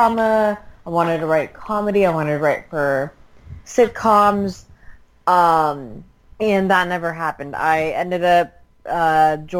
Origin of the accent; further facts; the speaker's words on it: California, United States; first language Tagalog; I born and raised in California